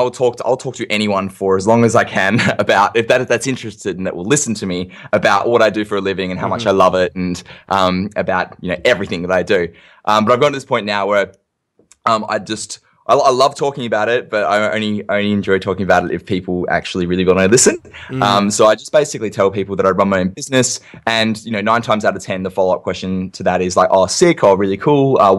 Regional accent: Perth, Western Australia, Australia; where I'm from Perth in WA, it's like the second most isolated capital city in the world behind Honolulu, fun fact.

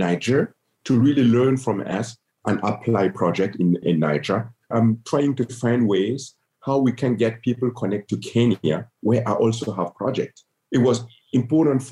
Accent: Gando, Centre-Est, Burkina Faso; moved away as an adult; also born or lived in Berlin, Germany; Gando, my hometown

